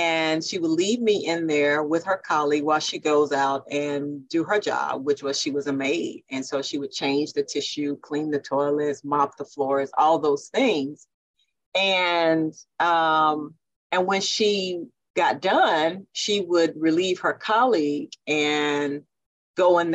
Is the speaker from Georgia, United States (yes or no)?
no; Jackson, Mississippi, United States; I was born and raised right here in Jackson, Mississippi